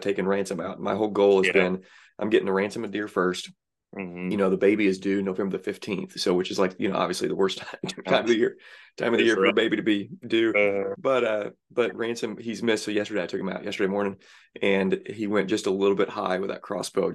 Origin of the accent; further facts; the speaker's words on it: Southern Illinois, United States; I grew up in Southern Illinois.